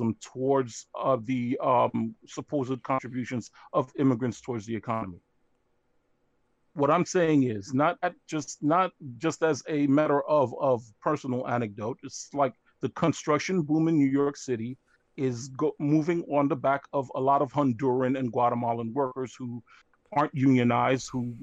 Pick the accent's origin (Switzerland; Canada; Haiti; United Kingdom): Haiti; now in United States; I am Haitian American, and I came into the United States in the early '80s.